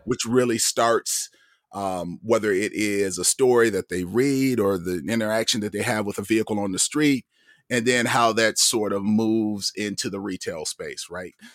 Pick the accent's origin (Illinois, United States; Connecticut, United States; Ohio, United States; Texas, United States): Ohio, United States; Toledo; moved away; I'm from Toledo, Ohio originally